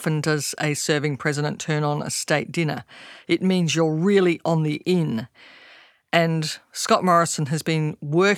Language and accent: English; Australia; Australian citizens